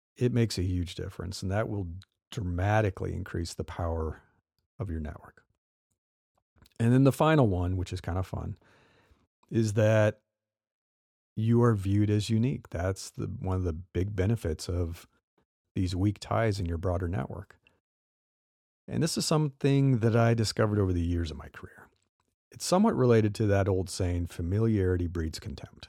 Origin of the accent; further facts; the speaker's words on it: Midwest, United States; now in California, United States; I live in California and been here a long time, but I grew up in the Midwest